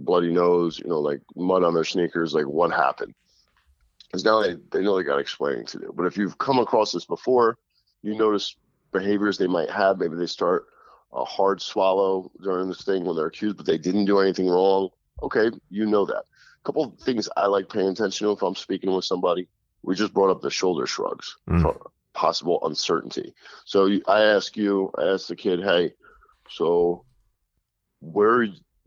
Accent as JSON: {"language": "English", "region": "New Jersey", "country": "United States", "tie": "born or raised there", "said": "half Sicilian kid growing up in Jersey"}